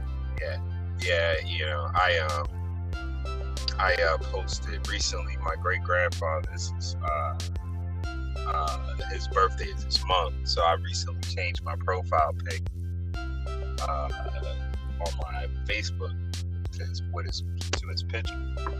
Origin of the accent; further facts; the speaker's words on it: United States; But the one thing I can say, many people do not think I'm American. Like, I am a Black American.